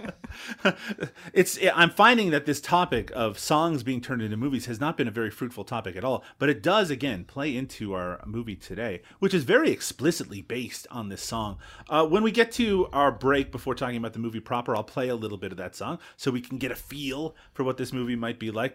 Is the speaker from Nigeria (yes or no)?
no; Newfoundland and Labrador, Canada; I'm from Newfoundland